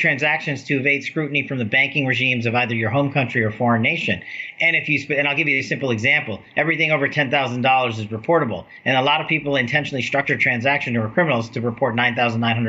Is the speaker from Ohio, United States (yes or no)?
no; Nevada, United States; my home state of Nevada